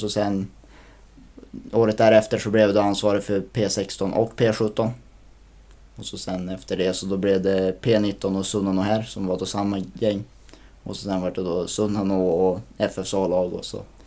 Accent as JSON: {"language": "Swedish", "town": "Skellefteå", "region": "Västerbotten County", "country": "Sweden", "tie": "born or raised there", "said": "jag är född och uppvuxen på, på Norrvalla."}